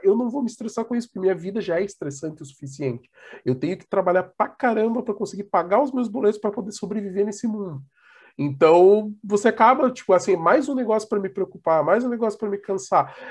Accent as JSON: {"language": "Portuguese", "country": "Brazil", "said": "como nós brasileiros"}